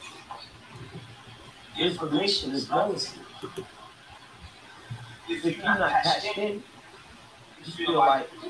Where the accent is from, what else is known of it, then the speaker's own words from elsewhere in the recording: New York City, New York, United States; I think I'm from Bedford Stuyvesant.